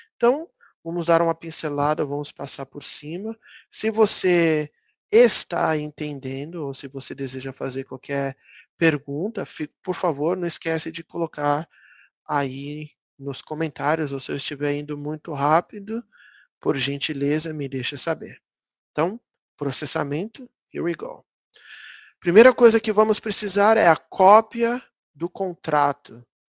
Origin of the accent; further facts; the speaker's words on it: Brazil; moved away as an adult; now in United States; são 23, 24 anos longe do Brasil